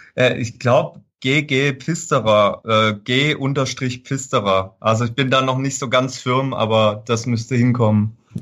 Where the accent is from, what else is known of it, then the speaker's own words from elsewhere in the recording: Fellbach, Baden-Württemberg, Germany; ich komme aus Fellbach Schmieden und das war einfach so die Heimatzeitung